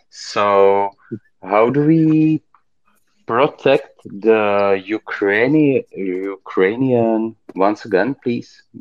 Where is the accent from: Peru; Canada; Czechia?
Czechia; I'm from Czech Republic